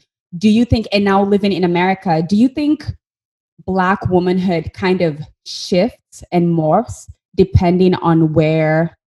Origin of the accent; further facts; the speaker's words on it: Kenya; now in United States; I'm from Kenya, I was born and raised in Kenya